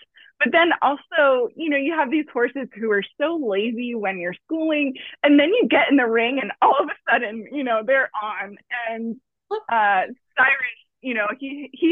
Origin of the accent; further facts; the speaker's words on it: Fort Lauderdale, Florida, United States; I grew up in South Florida in Broward County, Fort Lauderdale area